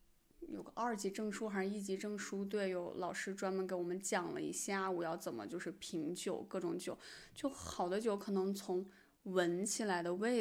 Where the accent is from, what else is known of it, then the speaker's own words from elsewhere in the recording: China; 对，这也是可能很多就是我们中国人很喜欢它的原因。